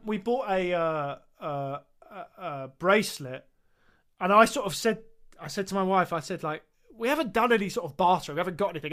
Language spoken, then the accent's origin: English; England, United Kingdom; I said, "England."